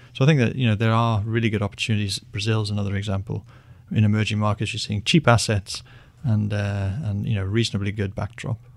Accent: United Kingdom; I'm British

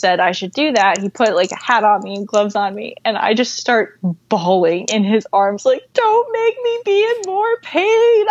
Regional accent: Vermont, United States; We're both from Vermont

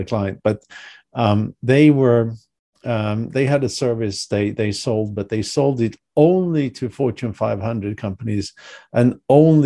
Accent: Sweden; moved away as an adult; also born or lived in Europe; now in United States; I'm originally from Sweden. I left many years ago, but I'm originally from Sweden.

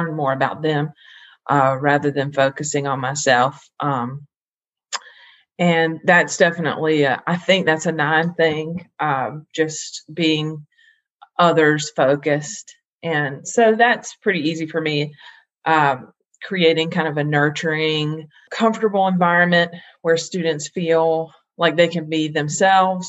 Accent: Greensboro, North Carolina, United States; I'm from Greensboro, North Carolina

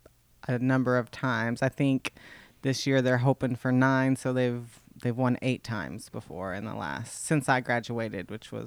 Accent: Richland Springs, Texas, United States; Richland Springs, Texas.

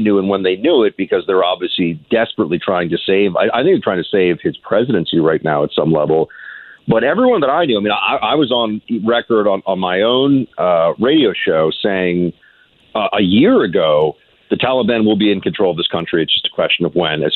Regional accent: United States; I am an American

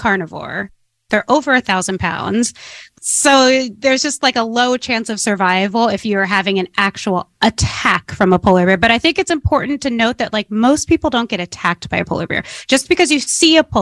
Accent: San Francisco, California, United States; I grew up in San Francisco back when San Francisco had an inner city.

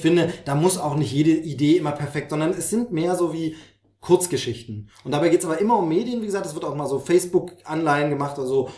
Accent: Dresden, Saxony, Germany; moved away; von meiner Heimat nicht so weit weg. Mhm. tatsächlich von Dresden braucht man, glaube ich, eine Stunde oder so.

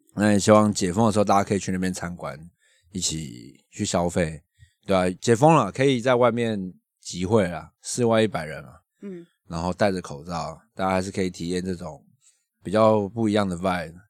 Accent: Yilan County, Taiwan; 我们宜兰人就是好客

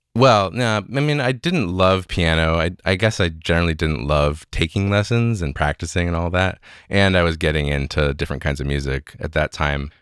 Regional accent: Evanston, Illinois, United States; I grew up in Evanston, Illinois. That's just north of Chicago.

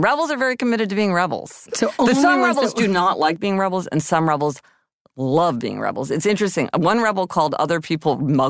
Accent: Missouri, United States; also born or lived in Kansas; Okay, I'm from Missouri and Kansas.

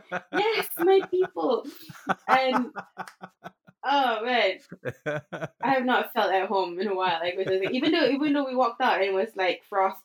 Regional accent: Singapore; moved away as an adult; now in Sweden; I only knew Singapore. I've traveled a lot, but I haven't actually lived elsewhere. So Singapore was home for 27-ish years

